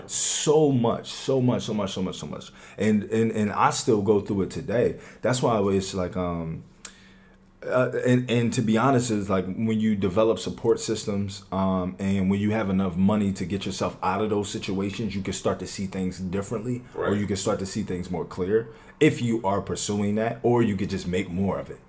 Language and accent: English; Philadelphia, Pennsylvania, United States; I'm from West Philadelphia. I am I am 23 years old, so I was I was born in West Philadelphia